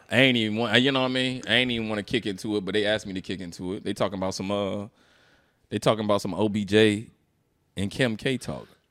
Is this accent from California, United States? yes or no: no; Philadelphia, Pennsylvania, United States; I'm from, I'm from Philly